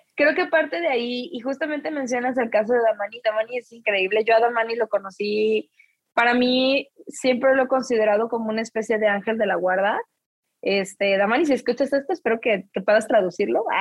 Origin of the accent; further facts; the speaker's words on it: Mexico; now in New York, United States; solo soy una mexicana en Nueva York